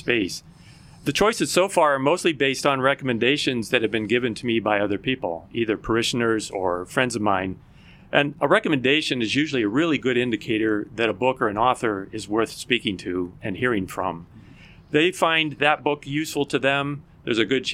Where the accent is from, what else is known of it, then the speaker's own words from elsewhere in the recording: Dayton, Ohio, United States; moved away as an adult; also born or lived in Battle Creek, Michigan; now in Florida, United States; I was born in Battle Creek, Michigan. But I grew up in Dayton, Ohio.